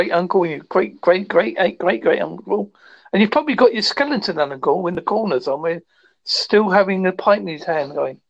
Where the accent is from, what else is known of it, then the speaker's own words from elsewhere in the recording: South West England, United Kingdom; small place called Devon.